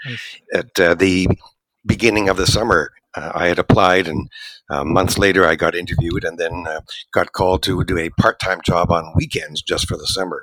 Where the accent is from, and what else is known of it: Montreal, Quebec, Canada; born or raised there; moved away as an adult; also born or lived in Toronto; now in Vancouver, Canada